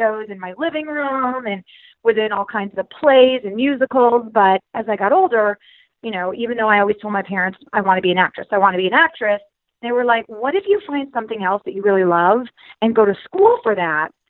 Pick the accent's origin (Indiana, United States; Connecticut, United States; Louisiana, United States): Connecticut, United States; moved away as an adult; also born or lived in Florida; I grew up in Connecticut